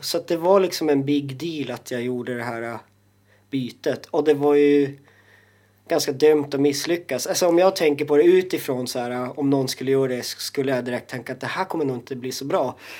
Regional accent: Jokkmokk, Norrbotten County, Sweden; moved away; also born or lived in Stockholm; jag känner mig mer eh, som same och som som eh, inlandsfödd liksom norrbottning

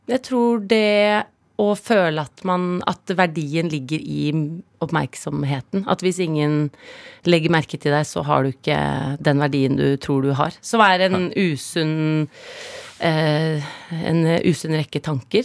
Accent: Oslo, Norway; also born or lived in Herøy, Nordland, Norway; Jeg snakket nordnorsk når jeg kom til Oslo

